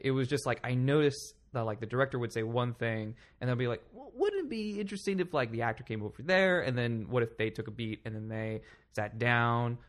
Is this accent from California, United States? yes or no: yes; Palm Springs, California, United States; now in New York City, United States; I grew up in Palm Springs, California.